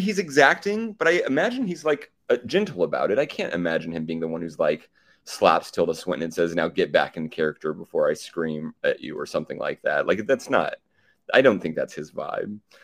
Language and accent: English; Oklahoma, United States; I'm from Oklahoma